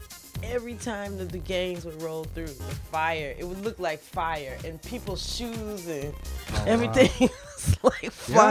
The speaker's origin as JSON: {"language": "English", "town": "Atlanta", "region": "Georgia", "country": "United States", "tie": "born or raised there", "said": "I had different moments of my Atlanta experience."}